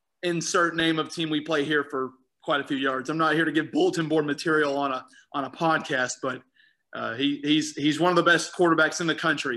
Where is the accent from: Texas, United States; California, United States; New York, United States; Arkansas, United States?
Arkansas, United States; North Little Rock; moved away; I'm from North Little Rock. I'm not from Little Rock.